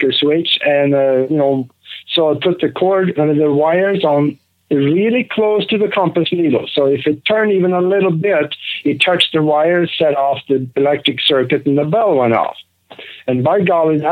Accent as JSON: {"language": "English", "country": "Norway", "tie": "born or raised there", "also_born_or_lived": "Minneapolis, United States", "moved": "as an adult", "lives_now": "United States", "said": "I grew up in Norway. I grew up on a farm over there"}